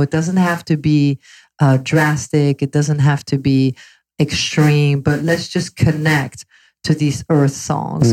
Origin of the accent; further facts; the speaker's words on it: London, United Kingdom; moved away as an adult; also born or lived in Belgium; now in Los Angeles, United States; I moved to London at age 11